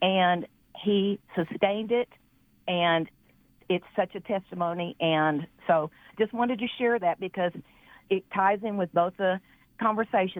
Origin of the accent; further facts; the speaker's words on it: Dallas, Texas, United States; I grew up in Dallas, Texas